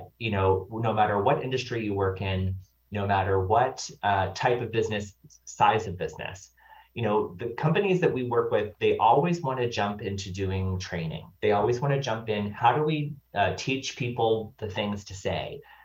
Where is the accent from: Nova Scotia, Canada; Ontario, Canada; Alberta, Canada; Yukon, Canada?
Nova Scotia, Canada; I'm from Nova Scotia